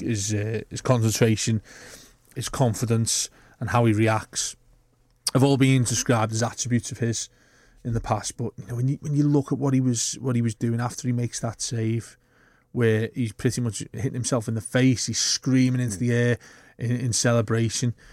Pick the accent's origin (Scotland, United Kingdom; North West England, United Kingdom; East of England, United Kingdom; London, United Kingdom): North West England, United Kingdom; Bootle; born or raised there